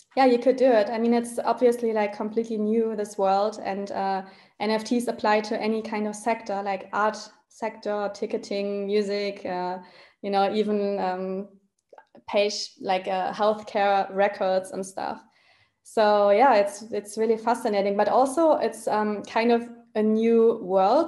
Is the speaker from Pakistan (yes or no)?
no; Germany; I'm originally from Germany